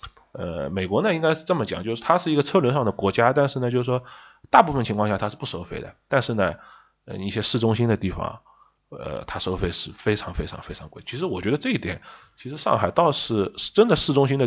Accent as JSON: {"language": "Chinese", "country": "China", "said": "我们中国人"}